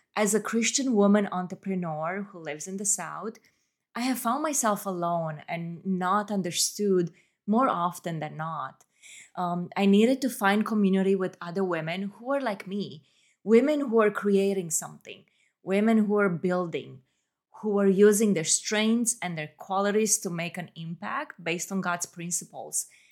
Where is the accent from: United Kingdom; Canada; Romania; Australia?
Romania; moved away as an adult; now in Atlanta, United States; I was born and raised in Romania and I moved to the US as a young adult.